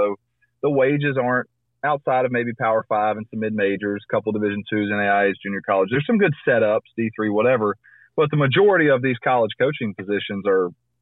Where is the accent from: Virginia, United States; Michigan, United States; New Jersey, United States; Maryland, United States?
Virginia, United States; Christiansburg; I grew up in Christiansburg, Virginia